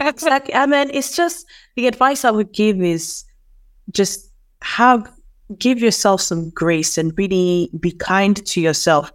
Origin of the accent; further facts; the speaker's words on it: Nigeria; moved away; also born or lived in United Kingdom; I'm from Nigeria.